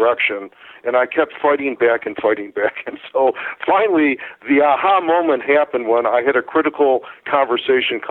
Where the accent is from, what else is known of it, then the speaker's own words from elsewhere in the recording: Chicago, Illinois, United States; I'm from Chicago